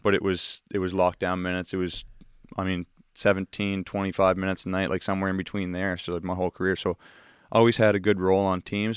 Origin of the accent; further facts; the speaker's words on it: Enfield, Nova Scotia, Canada; I grew up in Enfield